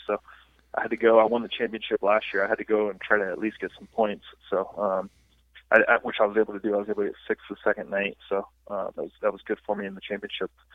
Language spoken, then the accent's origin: English; United States; I'm an American. I'm an American through and through